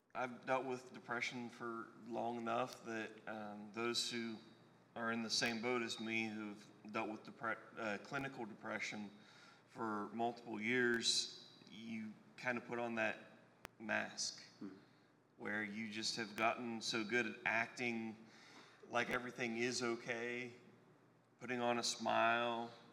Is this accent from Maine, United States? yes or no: no; Eastern Ohio, United States; moved away as an adult; also born or lived in Knoxville, Tennessee; now in Indiana, United States; I'm originally from Eastern Ohio, over by where Pennsylvania, Ohio, and West Virginia all kind of have that little tri state area.